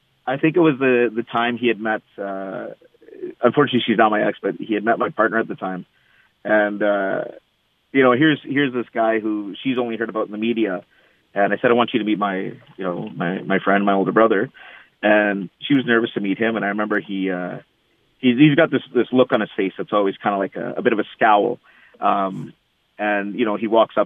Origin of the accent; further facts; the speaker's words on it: Canada; I'm born and raised, I'm Canadian, I'm as Canadian as they come.